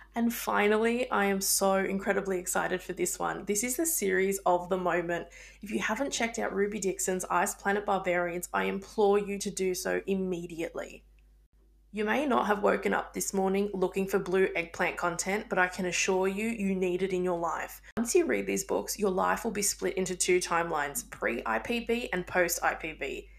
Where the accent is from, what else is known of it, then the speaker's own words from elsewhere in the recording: Australia; I'm Australian